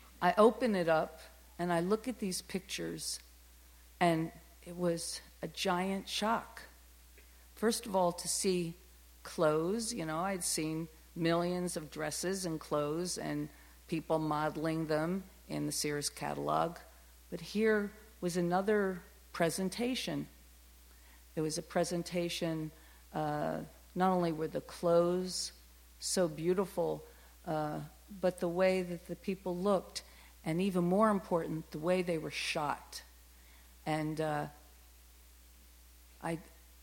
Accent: New Jersey, United States; also born or lived in Germantown, Philadelphia, Pennsylvania; I was raised in the Philadelphia area in Germantown, and then we moved to South Jersey

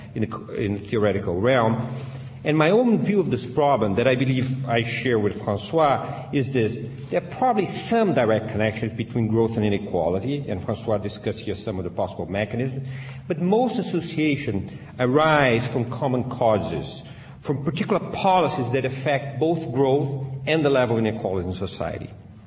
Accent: Brazil; now in Princeton, United States; I was born in Brazil

